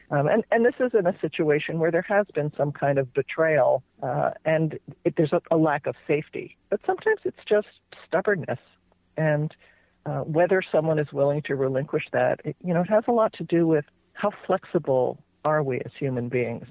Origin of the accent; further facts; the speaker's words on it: New Jersey, United States; moved away as an adult; now in California, United States; So I grew up in New Jersey. I ended up in California.